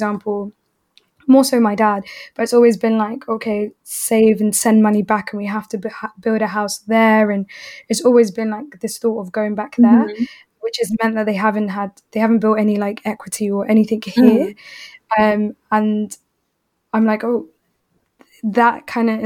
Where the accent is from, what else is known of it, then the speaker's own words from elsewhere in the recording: London, United Kingdom; having both grown up in South London